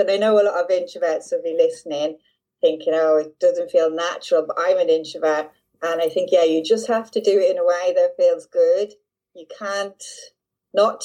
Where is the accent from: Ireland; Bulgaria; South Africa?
Ireland; Dublin, Leinster; now in Devon, United Kingdom; I'm in Devon in southwest England, and I'm originally from Dublin